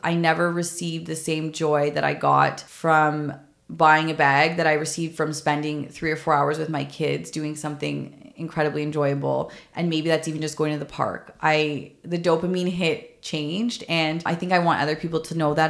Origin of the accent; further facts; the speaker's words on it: Toronto, Ontario, Canada; I grew up in Toronto